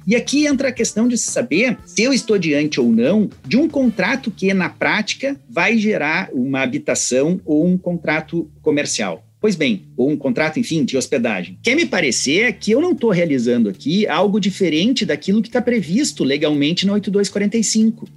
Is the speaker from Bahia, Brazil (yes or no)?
no; Serra Gaúcha, Rio Grande do Sul, Brazil; accent: Gaúcho; da Serra Gaúcha, cujo meu sotaque provavelmente já denuncia que assim a proximidade, né, que eu tenho com essa região